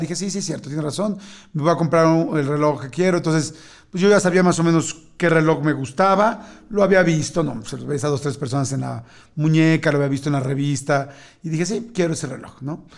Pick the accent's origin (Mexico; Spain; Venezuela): Mexico; yo soy mexicano